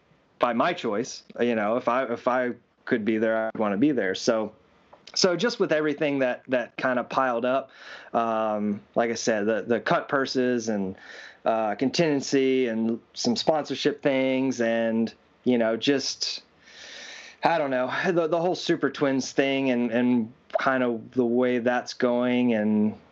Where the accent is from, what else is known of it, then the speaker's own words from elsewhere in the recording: Williams Grove, Pennsylvania, United States; Williams Grove, which my hometown